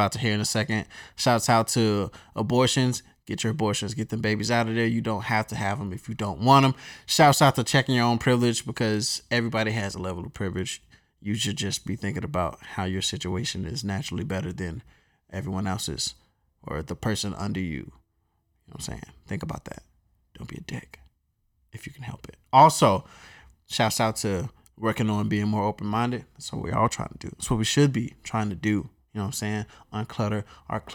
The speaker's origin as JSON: {"language": "English", "region": "North Carolina", "country": "United States", "moved": "yes", "said": "I'm from North Carolina"}